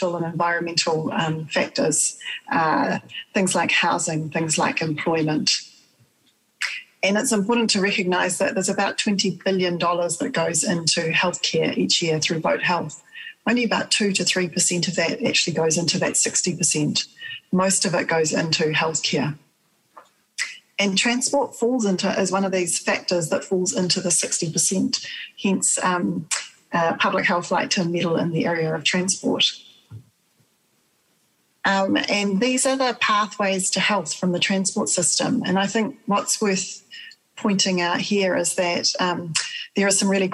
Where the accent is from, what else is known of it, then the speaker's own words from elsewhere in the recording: Wellington, New Zealand; I am from Wellington in the area in the Rohi of Te Ati Awa iwi. I've grown up here and I continue to live here.